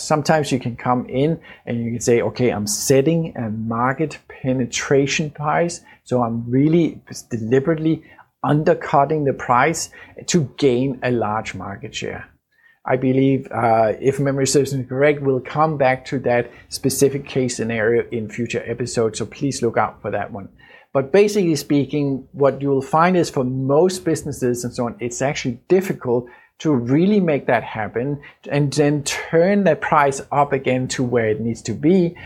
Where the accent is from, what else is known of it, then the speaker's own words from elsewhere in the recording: Denmark; Danish, uh, my home country